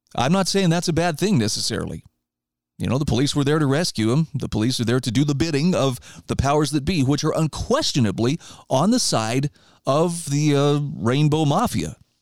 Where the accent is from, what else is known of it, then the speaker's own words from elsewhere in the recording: United States; I'm an American and I'm going to stay here